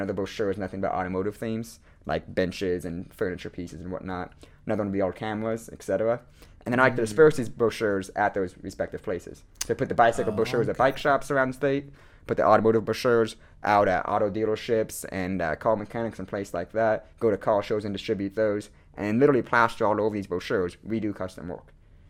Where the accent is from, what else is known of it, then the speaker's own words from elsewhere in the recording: Boone, Iowa, United States; also born or lived in Winterset, Iowa; So I grew up in Boone, Iowa, and then my junior year, 2015, I actually moved to Winterset.